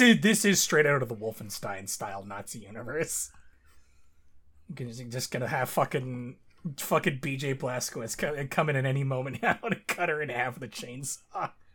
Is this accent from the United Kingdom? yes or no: no; Canada; my home country.